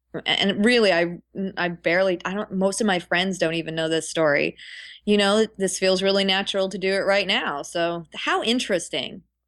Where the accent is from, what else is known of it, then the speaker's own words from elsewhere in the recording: Ottawa, Ontario, Canada; now in California, United States; I consider Ottawa my hometown